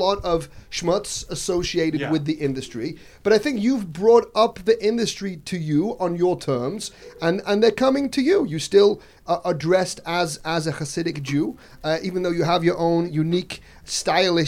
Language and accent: English; Manchester, North West England, United Kingdom; growing up in England